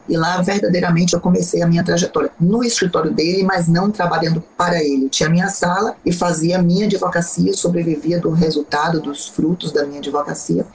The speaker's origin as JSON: {"language": "Portuguese", "region": "Bahia", "country": "Brazil", "said": "sou uma advogada baiana com muito orgulho, tenho um, um orgulho da minha terra"}